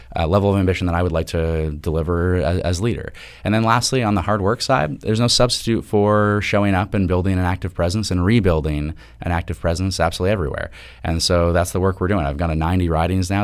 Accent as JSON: {"language": "English", "town": "Toronto", "region": "Ontario", "country": "Canada", "said": "I am from Toronto"}